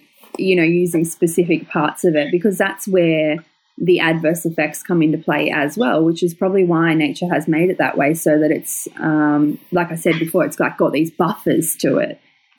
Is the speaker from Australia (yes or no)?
yes; Australia; here in Australia, there's, like, even just where I live in the very small city outside